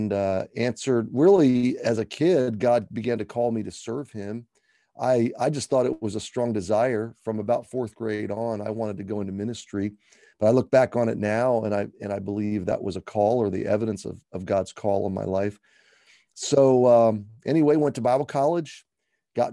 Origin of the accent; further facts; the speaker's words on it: Atlanta, Georgia, United States; also born or lived in Baltimore, Maryland / Alabama; I was born in Baltimore, and my dad took a job change that took us to Alabama for a few years, and then ultimately to the Atlanta area